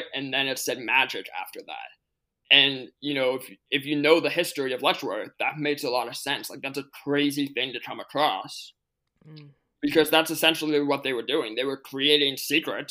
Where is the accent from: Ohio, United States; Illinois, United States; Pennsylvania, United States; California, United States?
Pennsylvania, United States; Pittsburgh; my hometown is Pittsburgh